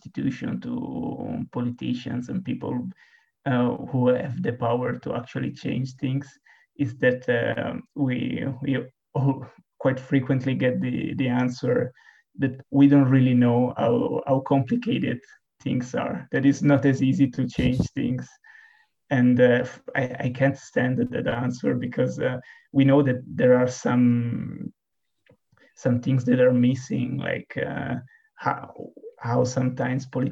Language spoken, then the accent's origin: English; Bormio, Lombardy, Italy; I'm from Bormio. If you don't know it, it's a small and beautiful town on the Italian Alps